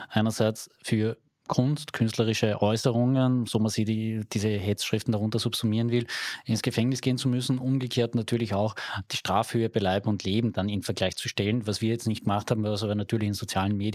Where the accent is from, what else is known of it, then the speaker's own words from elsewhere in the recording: Carinthia, Austria; bei uns in Kärnten.